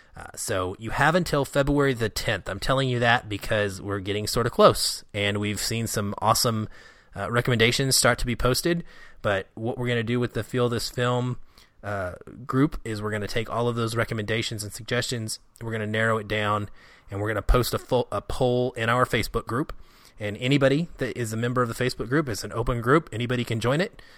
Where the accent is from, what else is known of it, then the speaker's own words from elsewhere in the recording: Seattle, Washington, United States; my hometown of Seattle